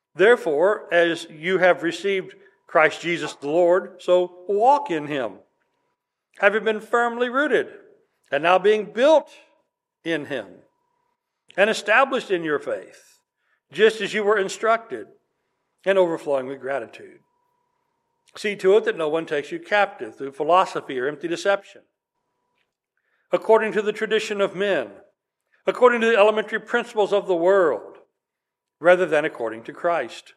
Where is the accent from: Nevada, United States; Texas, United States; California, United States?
Texas, United States; West; I grew up in West Texas